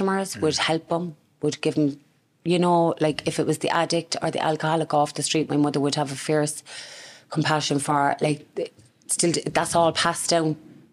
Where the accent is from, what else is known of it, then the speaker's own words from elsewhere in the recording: Cork, Ireland; I was born and raised in Ardenry. The family home is still there today